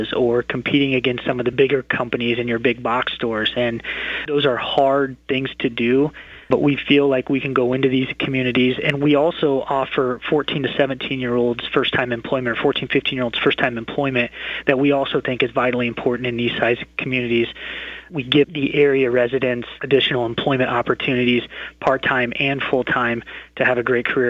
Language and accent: English; Boone, Iowa, United States; I was born and raised in Boone